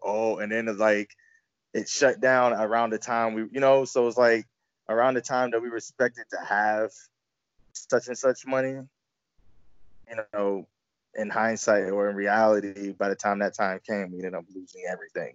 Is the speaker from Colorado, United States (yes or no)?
no; Virginia, United States; I grew up in Virginia